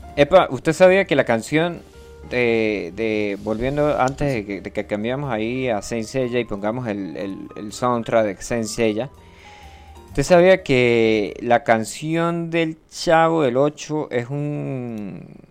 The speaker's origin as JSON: {"language": "Spanish", "country": "Venezuela", "said": "yo soy del Yaure y somos una especie diferente de personas"}